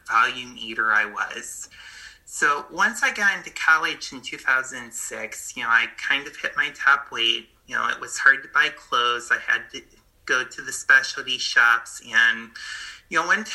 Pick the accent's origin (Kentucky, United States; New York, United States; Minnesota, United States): New York, United States; Buffalo; moved away as an adult; I moved from Buffalo, New York, where I grew up, to New York City.